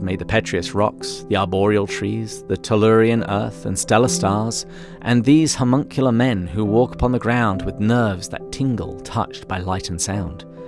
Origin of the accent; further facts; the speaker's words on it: England, United Kingdom; accent: English; moved away as an adult; also born or lived in Washington, D.C. / Seattle / San Diego; now in United States; I was born and raised in England